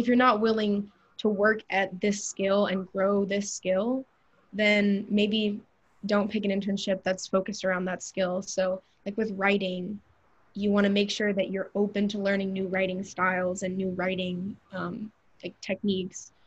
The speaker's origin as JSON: {"language": "English", "town": "Atlanta", "region": "Georgia", "country": "United States", "said": "I'm from Georgia, I'm from Atlanta"}